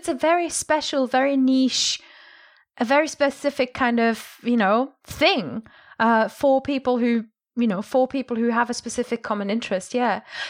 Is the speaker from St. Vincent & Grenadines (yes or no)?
no; Germany; I'm from Germany. We're obsessed with the royals.